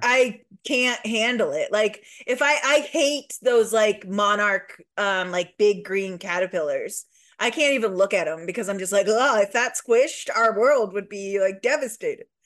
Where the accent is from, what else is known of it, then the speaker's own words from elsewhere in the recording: Midwest, United States; accent: slight Midwest; now in Louisville, United States; I think we both have a slight Midwest accent